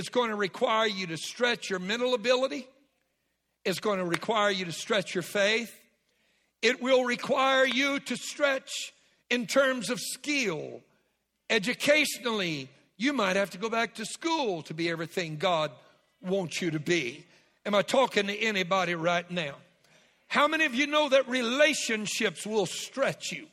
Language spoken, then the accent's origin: English; Southwest Louisiana, United States; I was raised in Southwest Louisiana